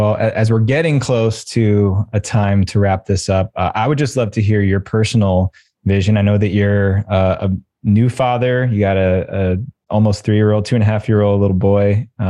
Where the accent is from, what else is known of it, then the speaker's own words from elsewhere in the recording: New York, United States; And we were 17, 18 years old, and we were all growing up in the New York City suburbs.